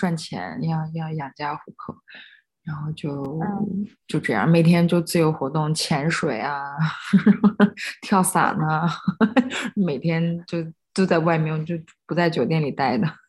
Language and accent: Chinese; China; 我跟他们说我是从中国来的，